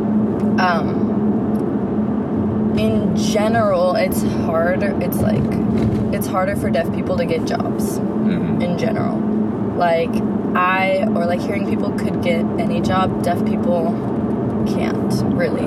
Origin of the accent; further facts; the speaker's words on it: Fremont, California, United States; born and raised in Fremont